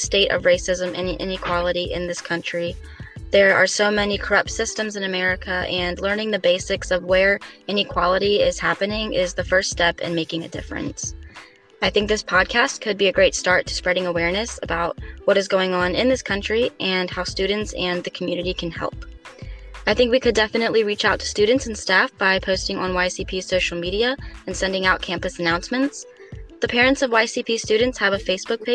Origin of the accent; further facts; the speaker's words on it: York, Pennsylvania, United States; I'm from York